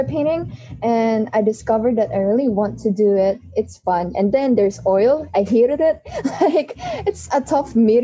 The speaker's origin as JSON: {"language": "English", "country": "Philippines", "said": "I'm from the Philippines"}